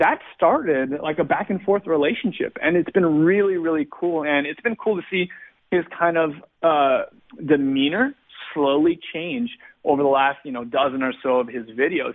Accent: Glendale, California, United States; I was born and raised in Southern California, uh, just not too far away from Los Angeles or from uh, Hollywood, actually, in a little place called Glendale

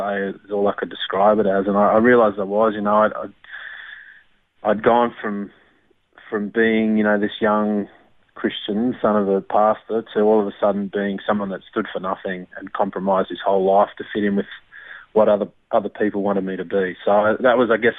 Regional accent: Armidale, New South Wales, Australia; also born or lived in Ipswich, Queensland; mainly grew up in Armidale

